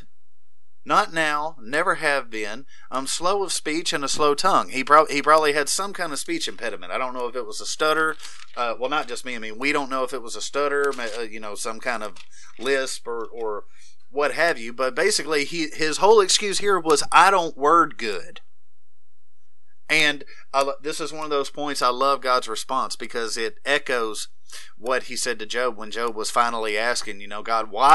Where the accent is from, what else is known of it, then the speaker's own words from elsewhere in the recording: Tennessee, United States; I'm not actually from Missouri. I'm from Tennessee